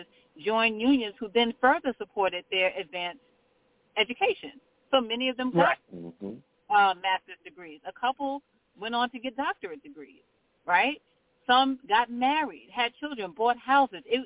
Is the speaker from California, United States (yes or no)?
no; New York City, New York, United States; I was born and raised in Brownsville. I currently work in Brownsville